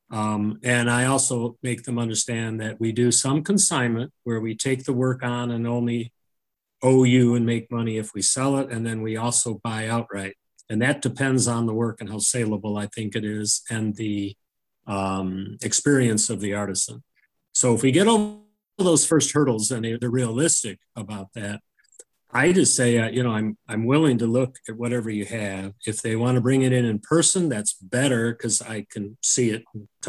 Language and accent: English; Woodstock, Illinois, United States; I wanted to work, you know, have my shop in my hometown